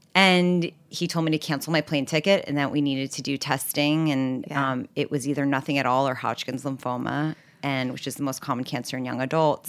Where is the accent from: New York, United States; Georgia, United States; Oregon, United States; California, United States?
New York, United States; New York City; also born or lived in Los Angeles; I grew up in New York City on the Upper West Side, 87th and Broadway